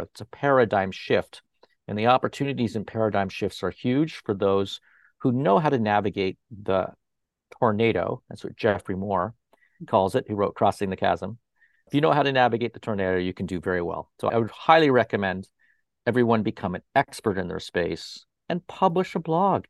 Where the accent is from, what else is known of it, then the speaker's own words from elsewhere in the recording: Toronto, Ontario, Canada; now in Fort Lauderdale, United States; in Toronto as well, up there where I originally came from, where my hometown is Toronto